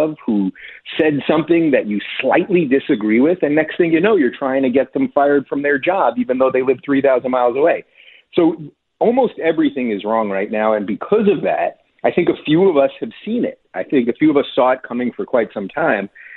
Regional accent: New York, United States; I come from New York.

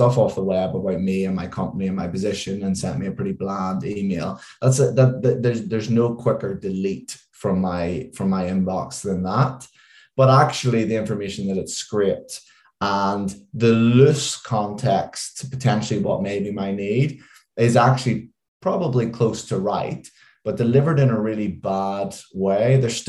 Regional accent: Northern Ireland, United Kingdom; now in London, United Kingdom; And if you could probably tell by my accent, although it's dulled quite a lot since I've lived in London a long time, is I am from just outside Belfast.

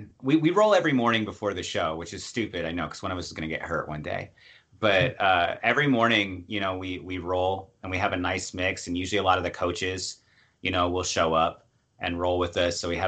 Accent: United States; I'm from the States

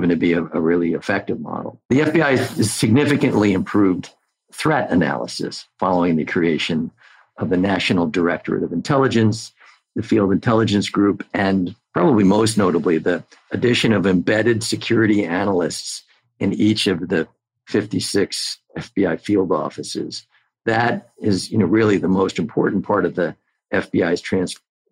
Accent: New York, United States; as a New Yorker

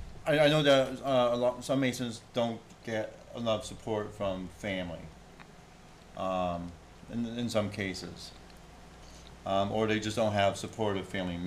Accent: Berlin, New Hampshire, United States; we went up to Berlin to go visit my family in my hometown.

